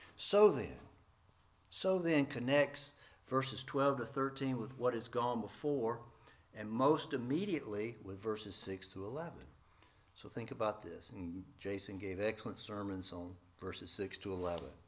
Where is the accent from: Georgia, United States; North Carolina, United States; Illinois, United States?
Georgia, United States; East Point; moved away; also born or lived in Atlanta, Georgia / central Nebraska; I was born in downtown Atlanta, Georgia Baptist Hospital, raised in East Point